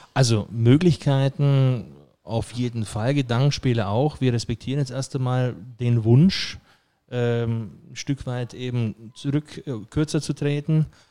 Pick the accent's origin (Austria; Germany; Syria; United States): Germany; Friedberg, Bavaria; moved away; also born or lived in Merzig; gebürtiger Bayer aus Friedberg bei Augsburg kommend und natürlich versuche ich Hochdeutsch zu sprechen.